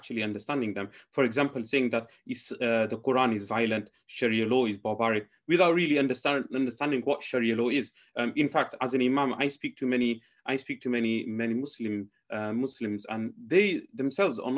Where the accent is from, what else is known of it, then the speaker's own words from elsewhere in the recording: Leicester, East Midlands, United Kingdom; I'm from Leicester